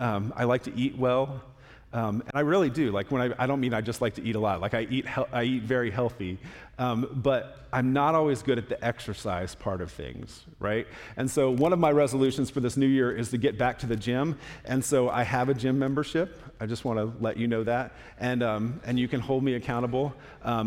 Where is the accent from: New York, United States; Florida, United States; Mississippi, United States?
Florida, United States; moved away; I'm from Florida